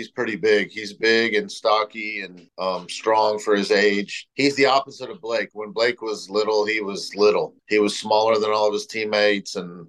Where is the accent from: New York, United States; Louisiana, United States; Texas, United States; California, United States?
California, United States; Southern; moved away as an adult; also born or lived in South Dakota; I'm from Southern California originally.